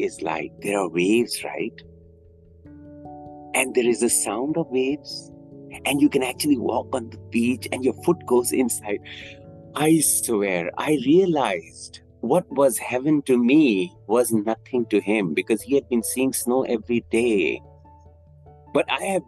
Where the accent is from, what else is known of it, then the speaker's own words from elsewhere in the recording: Bangkok, Thailand; I'm from Bangkok. Thailand? Yeah, I'm from Thailand.